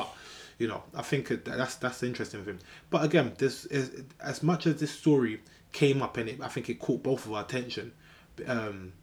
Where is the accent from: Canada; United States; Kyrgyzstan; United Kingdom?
United Kingdom; England; we grew up in England